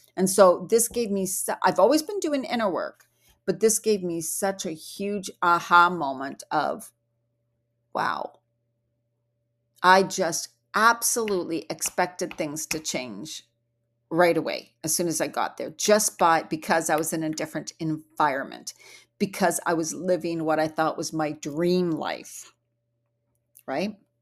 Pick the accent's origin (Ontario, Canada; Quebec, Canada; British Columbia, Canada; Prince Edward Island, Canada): British Columbia, Canada; Vancouver Island; also born or lived in Bali; I come from Vancouver Island in Canada where the air is so fresh and clean